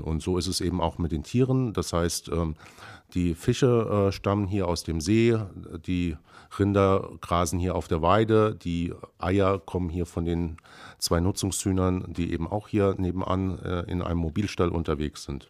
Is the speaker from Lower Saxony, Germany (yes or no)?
no; near the Lorelei, Rhineland-Palatinate, Germany; moved away as an adult; now in Brandenburg, Germany; ich komme ganz ursprünglich vom Rhein, äh, in der Nähe der schönen Lorelei. Bin da sozusagen, ähm, als Winzerkind aufgewachsen